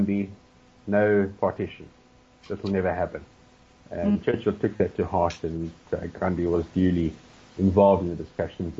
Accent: South Africa; our being South African

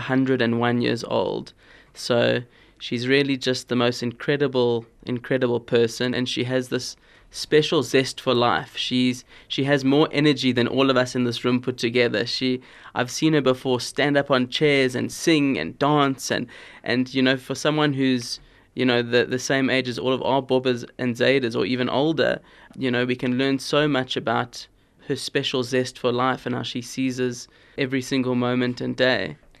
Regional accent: Cape Town, Western Cape, South Africa; I grew up in Cape Town

